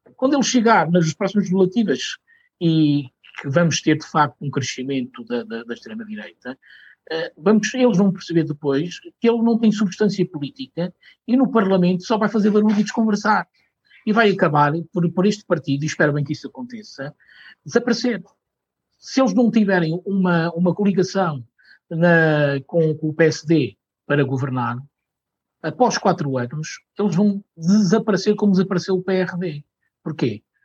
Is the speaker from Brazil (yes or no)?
no; Portugal; eu sou português, tenho muito orgulho de eu ser